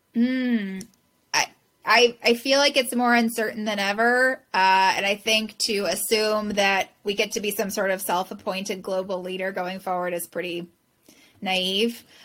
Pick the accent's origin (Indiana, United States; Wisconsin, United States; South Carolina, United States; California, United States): California, United States; Southern; now in San Francisco, United States; I grew up in Southern California, born and raised California girl